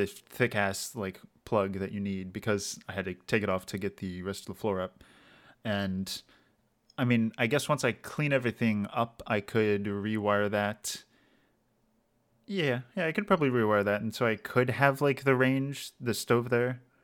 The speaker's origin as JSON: {"language": "English", "region": "Maryland", "country": "United States", "tie": "born or raised there", "said": "my hometown in Maryland, which is like kind of like rural hickish"}